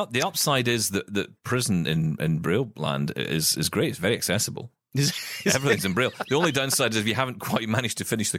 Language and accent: English; Scotland, United Kingdom; I'm Scottish.